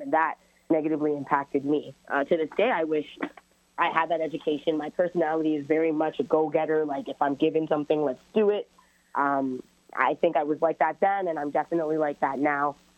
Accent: Brampton, Ontario, Canada; also born or lived in Toronto; I'm born in Toronto and raised in Brampton, so I kind of identify with both areas

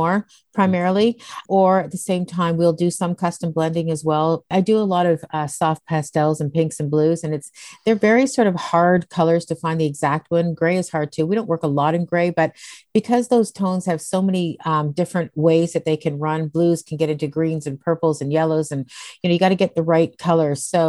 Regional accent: Dundas, Ontario, Canada; It was a population of 21,000 people, which I'm now going to move back home to. And it was absolutely beautiful. We were right in the conservation area. I lived in the valley.

